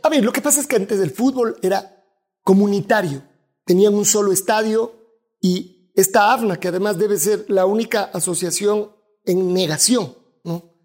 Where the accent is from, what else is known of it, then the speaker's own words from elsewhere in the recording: Quito, Pichincha, Ecuador; acá en Quito, somos los quiteños como somos